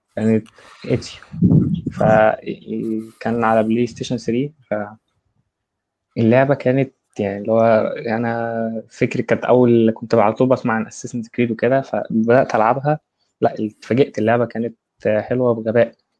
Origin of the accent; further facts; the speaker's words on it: Egypt; انا مصري